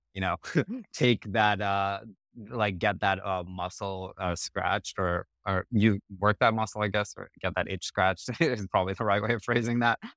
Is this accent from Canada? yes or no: no; Colorado, United States; also born or lived in New Zealand / Cupertino, California; we moved to Colorado when I was seven. I grew up there, spent most of my childhood there. I would consider that still home.